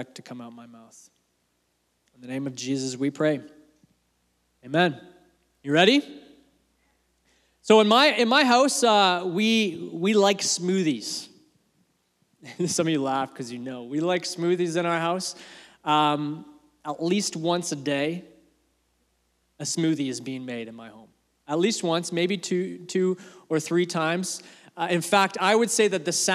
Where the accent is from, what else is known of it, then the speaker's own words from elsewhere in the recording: Canada; also born or lived in England; my family, when we came to Canada, I was born in England. Family's from England. We moved here when I was 2